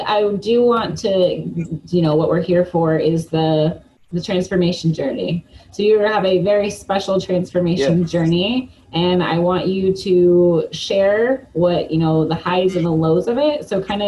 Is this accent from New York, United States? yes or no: no; Lawrence, Kansas, United States; I've been in Lawrence, too, last, 24 or 5 years. Yeah, so Lawrence is hometown for me as well.